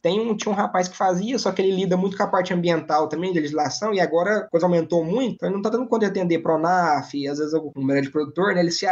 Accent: southern Tocantins, Brazil; also born or lived in São Paulo state; sou paulista, mas hoje estou sediado aqui no sul do Tocantins. Minha família veio para cá logo eu ainda era pequeno

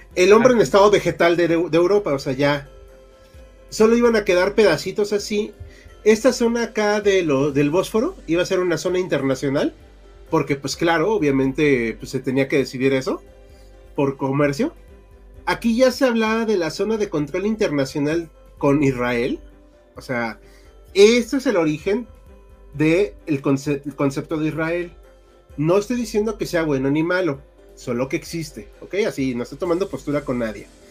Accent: Mexico; como mexicano en México

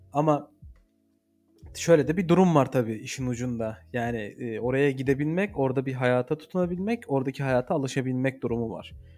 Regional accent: Eskişehir, Turkey; now in Antalya, Turkey

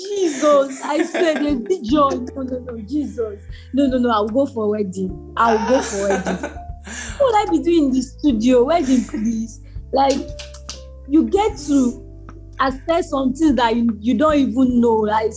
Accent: Arochukwu, Abia, Nigeria; also born or lived in Umudike, Abia State; now in Ebonyi, Nigeria; So I'm from Arochukwu in Abia State.

